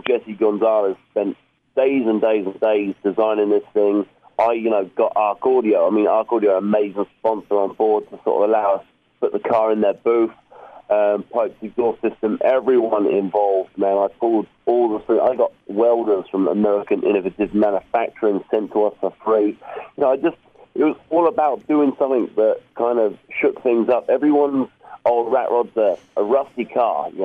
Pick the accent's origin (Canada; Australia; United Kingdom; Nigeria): United Kingdom; England; I'm from England